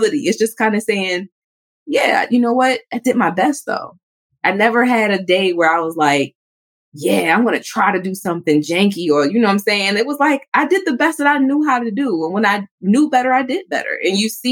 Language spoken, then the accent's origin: English; New York City, New York, United States; I grew up in New York City